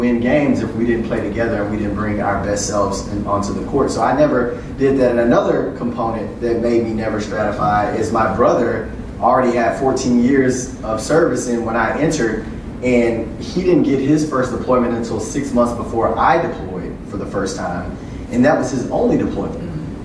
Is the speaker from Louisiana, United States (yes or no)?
yes; Louisiana, United States; I'm from Louisiana